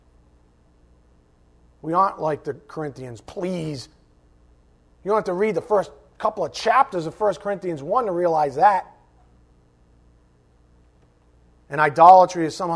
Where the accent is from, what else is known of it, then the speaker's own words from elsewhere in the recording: United States; this beloved country of ours